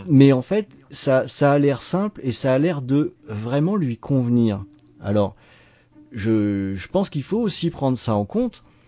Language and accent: French; Brittany, France; en Bretagne, hein, dans ma région d'origine